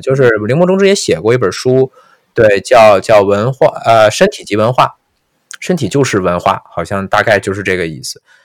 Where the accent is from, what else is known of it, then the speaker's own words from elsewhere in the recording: China; 我们中国人没有这么说话的